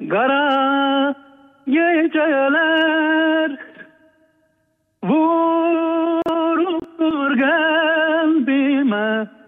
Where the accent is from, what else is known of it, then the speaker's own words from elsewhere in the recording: Azerbaijan region, Iran; Yok yok ben Güney Azerbaycan Türküyüm.